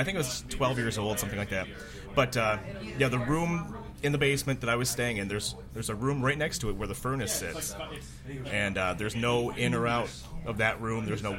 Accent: St. Paul, Minnesota, United States; I was in a house. It's a being converted to a bed and breakfast in St. Paul, Minnesota. My hometown.

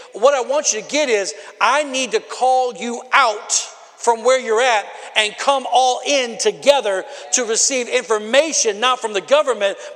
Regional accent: Rockford, Illinois, United States; moved away as an adult; now in Milwaukee, United States; We're from Rockford, Illinois originally, my wife

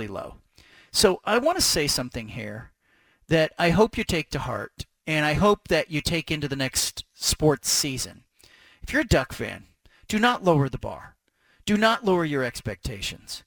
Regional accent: Medford, Oregon, United States; moved away; I'm native. I was born in Medford, Oregon.

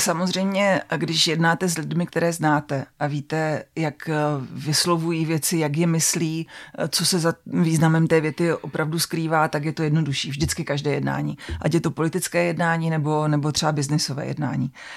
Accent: Czechia; jak to jako Češi zvládáme a jak si nás bude Evropa jako Čechy pamatovat

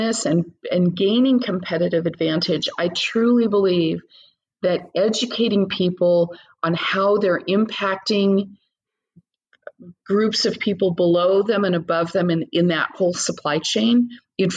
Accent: United States; being an American

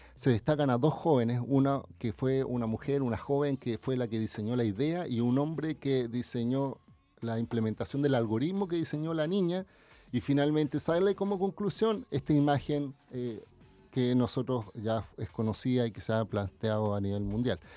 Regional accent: Chile

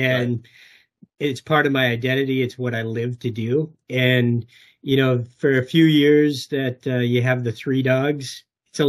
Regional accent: Escanaba, Michigan, United States; my hometown of Escanaba, Michigan

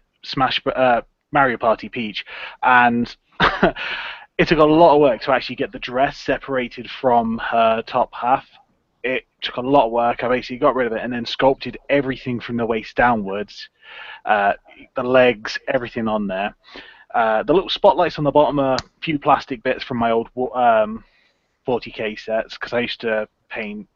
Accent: England, United Kingdom; I'm from England, as you can probably guess from my accent

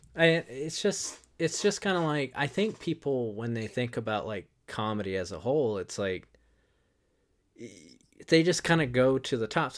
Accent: Wilmington, North Carolina, United States; I grew up in, uh, Wilmington, North Carolina

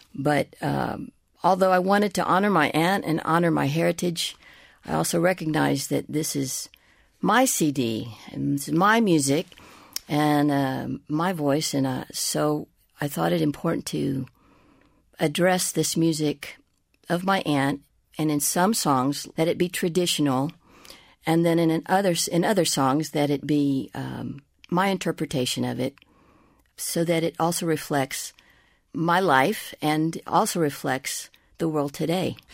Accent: Tejana, Texas, United States; I am, you know, a Tejana, I am a Latina, I am an American

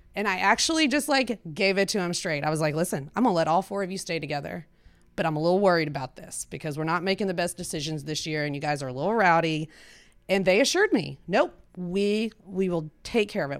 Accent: Weatherford, Texas, United States; also born or lived in Cambridge, Massachusetts / Austin, Texas / Houston, Texas; I grew up in Weatherford, Texas

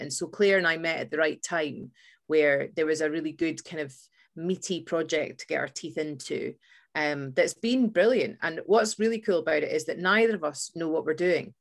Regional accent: Fife, Scotland, United Kingdom; we growing up in Scotland

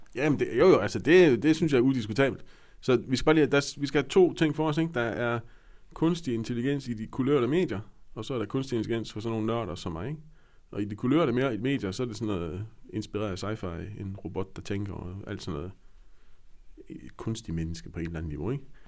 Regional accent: West Jutland, Central Denmark Region, Denmark; Jeg er jo vestjyde

